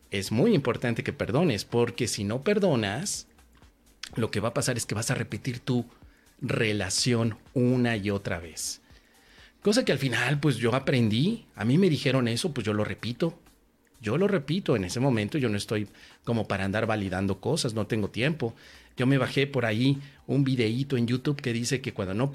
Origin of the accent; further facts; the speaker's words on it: Tangamandapio, Michoacán, Mexico; Hace algún tiempo fui a mi pueblo natal, que es Tangamandapio. En Tangamandapio me fui a dar una conferencia de curso de milagros.